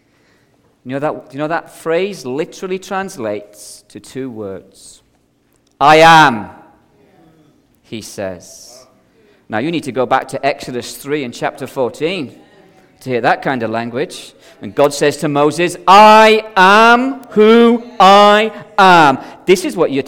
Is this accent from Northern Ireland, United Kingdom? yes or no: yes; Belfast, Northern Ireland, United Kingdom; now in Scotland, United Kingdom; I grew up as a child in the streets of Belfast in the 70s